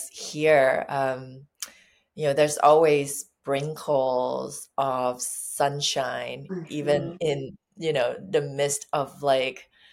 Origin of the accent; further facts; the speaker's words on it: Thailand; now in California, United States; when I was growing up in Thailand